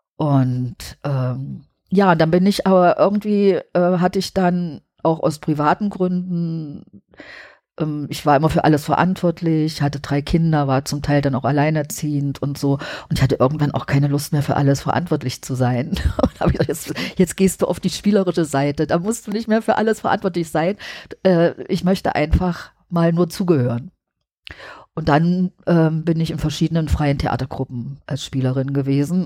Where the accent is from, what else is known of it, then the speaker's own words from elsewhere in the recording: Halle, Saxony-Anhalt, Germany; moved away; also born or lived in Leipzig; Aber ich bin dann auch nicht in Berlin aufgewachsen, sondern in Halle